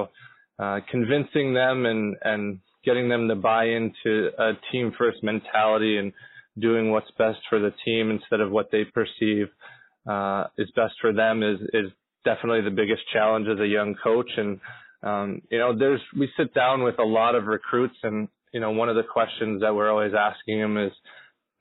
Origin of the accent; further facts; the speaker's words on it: Syracuse, New York, United States; I'm originally from Syracuse, New York, and grew up playing for the Syracuse Stars